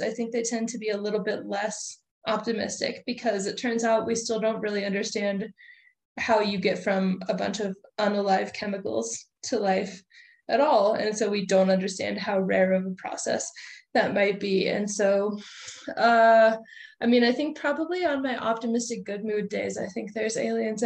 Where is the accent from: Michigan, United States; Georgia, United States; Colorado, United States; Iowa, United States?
Colorado, United States; my home state of Colorado